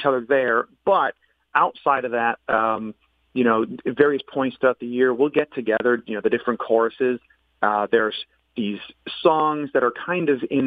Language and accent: English; Farmington, Connecticut, United States; I'm a Connecticut born and raised native. I was raised in Farmington